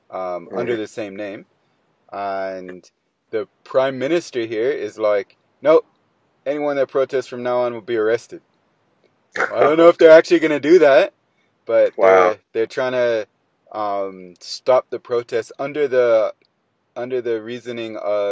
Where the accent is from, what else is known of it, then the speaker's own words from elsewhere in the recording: United States; now in Australia; Yeah, I'm from America. So I have no accent. Like my accent's unique to me only.